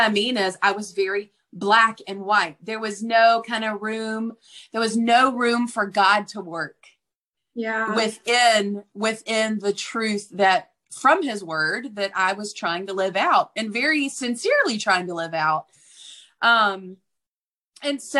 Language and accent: English; Deep South, United States; I grew up in the Deep South